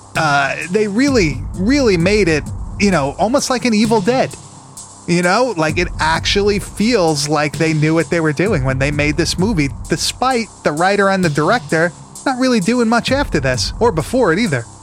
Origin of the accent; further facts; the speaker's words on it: Long Island, New York, United States; accent: Long Island; my Long Island accent